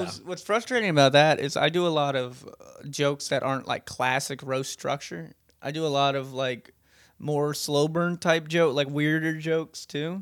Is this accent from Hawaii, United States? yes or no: yes; Hawaii, United States; moved away; We're both from Hawaii